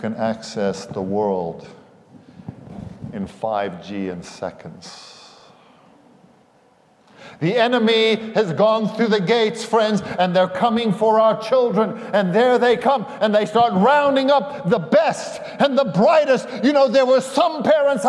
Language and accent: English; South Africa; moved away; I'm South African and I went barefoot most of the time growing up over there